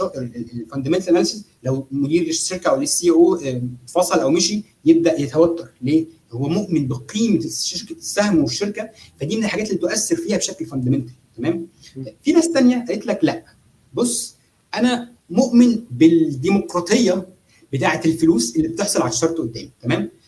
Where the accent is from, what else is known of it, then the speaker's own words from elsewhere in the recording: Egypt; احنا عندنا في مصر